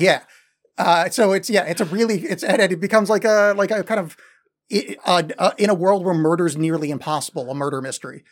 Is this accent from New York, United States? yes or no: yes; New York metro area, United States; growing up in the New York metro area